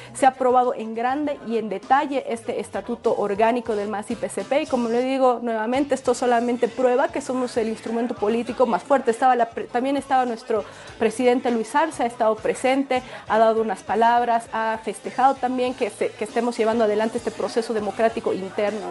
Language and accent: Spanish; Bolivia; nosotras como bolivianas